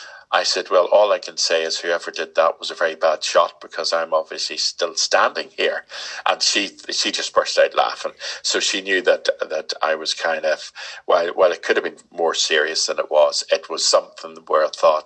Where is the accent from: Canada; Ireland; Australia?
Ireland; But it does help me being Irish.